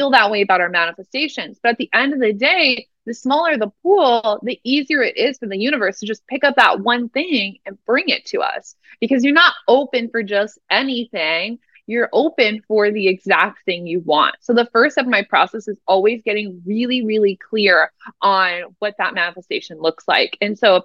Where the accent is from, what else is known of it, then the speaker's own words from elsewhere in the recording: Omaha, Nebraska, United States; moved away; also born or lived in Lincoln, Nebraska; I'm from Nebraska originally. I like grew up in Omaha, Nebraska.